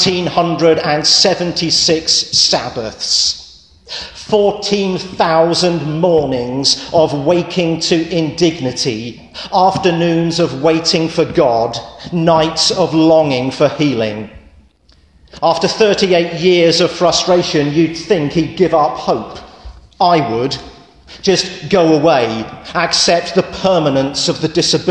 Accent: England, United Kingdom; moved away; I'm English

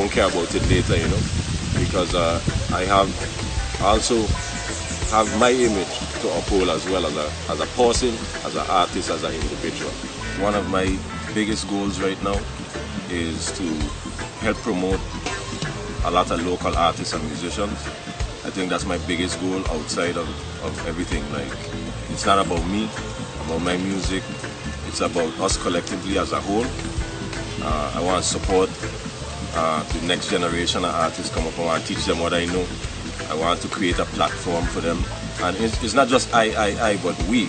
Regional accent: U.S. Virgin Islands; also born or lived in St. Croix; Basically, I was born in St. Croix. Moved to St. John at 7 years old. Currently living in St. John

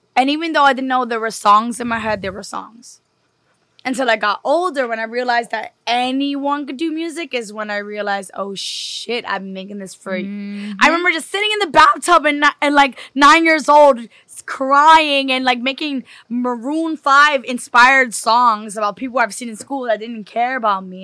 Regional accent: New York City, New York, United States; I'm from New York. I'm a city girl.

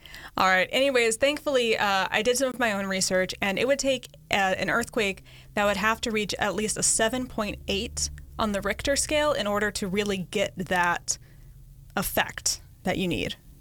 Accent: Connecticut, United States; moved away as an adult; also born or lived in Los Angeles; I grew up in Connecticut where we have rain, we have snowstorms

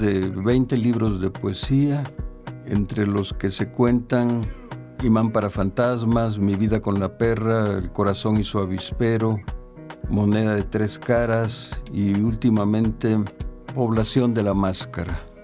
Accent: San Andrés Tuxtla, Veracruz, Mexico; nací en San Andrés Tuxla, en el estado de Veracruz, en 1946

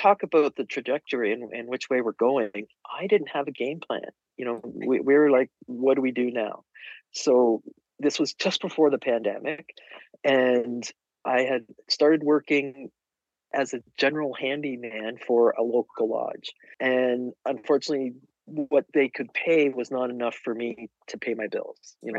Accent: Canada; So that's when I went from being Canadian mom to being Canadian handywoman.

